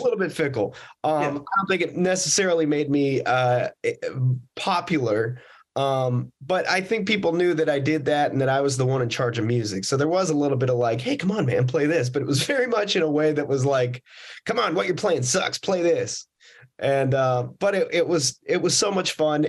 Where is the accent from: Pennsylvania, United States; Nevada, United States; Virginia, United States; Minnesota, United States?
Nevada, United States; Las Vegas; I grew up in uh, Las Vegas, Nevada